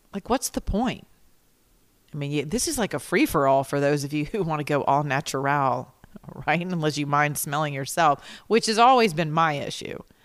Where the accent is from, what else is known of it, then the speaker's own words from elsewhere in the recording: Georgia, United States; I'm from the South, right? I'm Georgia Peach. Y'all, I live down here with Keisha, a mayor named Keisha